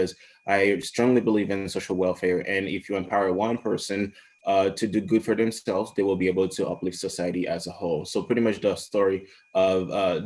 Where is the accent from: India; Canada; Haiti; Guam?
Haiti; moved away as an adult; also born or lived in Florida / Alabama / Michigan / North Dakota; now in Washington State, United States; I'm originally from Haiti. I grew up there.